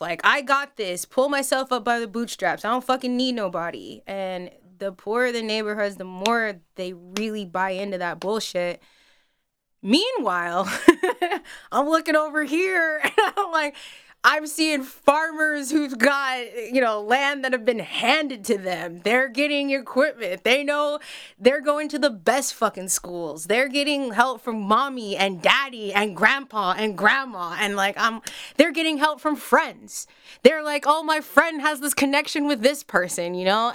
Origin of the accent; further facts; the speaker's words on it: Denver, Colorado, United States; moved away as an adult; now in Wilmington, United States; Denver. Um, I grew up, so when I was younger, I, like, lived in Denver City proper, and then, um, later on in life, moved outside of the city